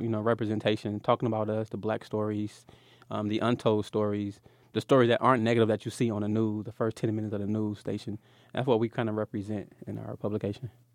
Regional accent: Detroit, Michigan, United States; I'm from the East Side. I love the East Side. Always talking about the East Side. Uh, attended King High School

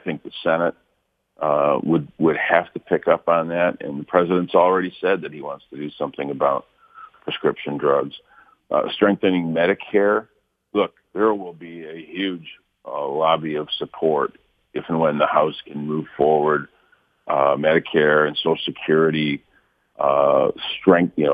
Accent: Flint, Michigan, United States; living in Flint, growing up there, seeing what has happened in my hometown

